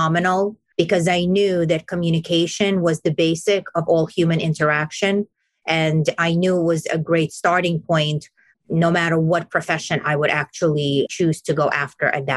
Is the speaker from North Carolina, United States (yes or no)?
no; New York City, New York, United States; I grew up in Brooklyn, New York